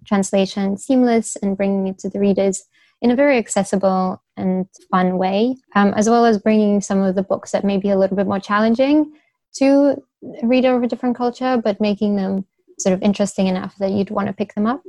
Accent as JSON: {"language": "English", "region": "Beijing", "country": "China", "tie": "born or raised there", "also_born_or_lived": "United Kingdom", "said": "I was born and raised in Beijing"}